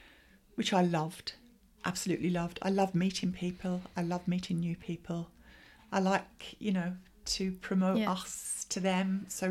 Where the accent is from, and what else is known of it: Brighton, South East England, United Kingdom